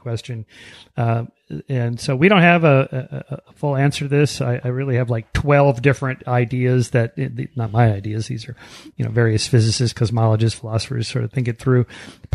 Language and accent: English; Pasadena, California, United States; I'm from this area.